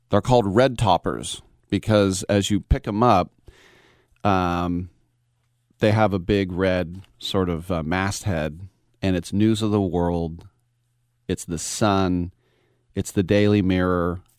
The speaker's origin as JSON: {"language": "English", "country": "United States", "said": "I'm I'm come from America, where we had, you know, if you took off your top, you were burned as a witch. It's a little bit different here."}